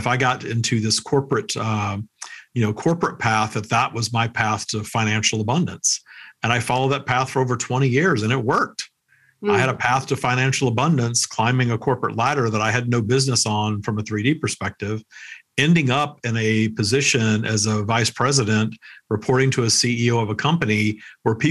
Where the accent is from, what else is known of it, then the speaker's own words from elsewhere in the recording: Minden, Louisiana, United States; I was working at Wendy's my hometown in Minden, Louisiana